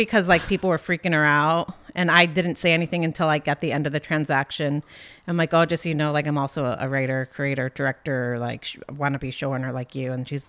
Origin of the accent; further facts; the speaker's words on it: between Akron and Cleveland, Ohio, United States; moved away; I lived like literally everywhere between Akron and Cleveland.